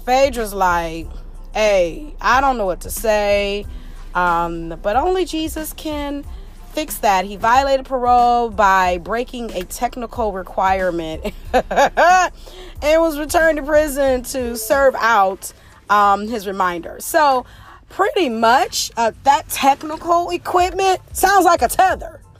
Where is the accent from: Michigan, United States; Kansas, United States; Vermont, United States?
Michigan, United States; Detroit; We are in the city of Detroit